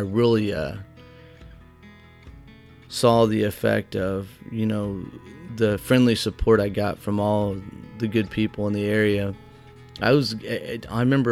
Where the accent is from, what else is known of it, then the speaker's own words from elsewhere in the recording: White Hall, Illinois, United States; my hometown, Whitehall, which was 3 miles from Root House